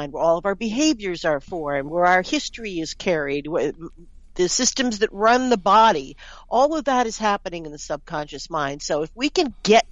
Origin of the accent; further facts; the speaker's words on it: New York City, New York, United States; moved away as an adult; now in Canada; I'm from New York City